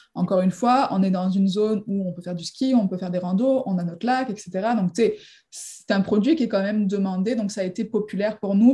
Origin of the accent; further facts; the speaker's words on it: near Marseille, Provence-Alpes-Côte d'Azur, France; moved away as an adult; now in Quebec, Canada; Je viens du sud de la France à la base, à côté de Marseille